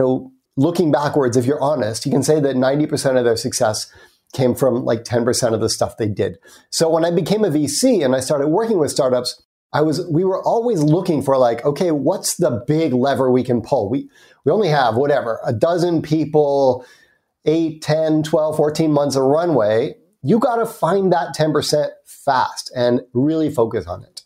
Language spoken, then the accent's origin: English; United States; accent: American; So you can probably tell from my accent, I'm American.